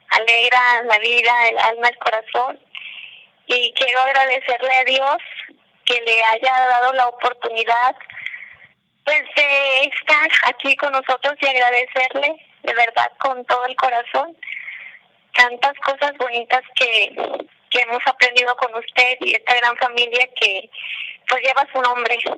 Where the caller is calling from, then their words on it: Tlaquepaque, Jalisco, Mexico; de Tlaquepaque, Jalisco